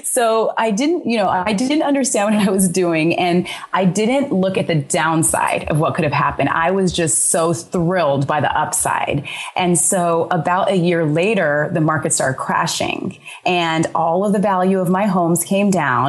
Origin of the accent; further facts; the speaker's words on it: Sacramento, California, United States; moved away; also born or lived in Arizona; especially in places where I grew up in Sacramento, and I also grew up in Arizona.